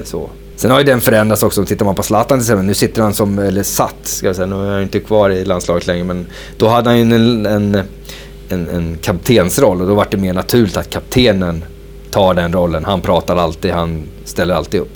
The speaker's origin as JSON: {"language": "Swedish", "country": "Sweden", "also_born_or_lived": "Copenhagen, Denmark / Norwich, England", "moved": "as an adult", "said": "vi svenskar"}